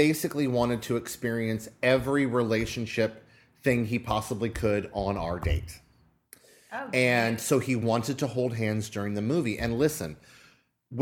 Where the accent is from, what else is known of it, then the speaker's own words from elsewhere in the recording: Madera, California, United States; I was born in Madera Community Hospital at 4:22 a.m. on April 17th, 1978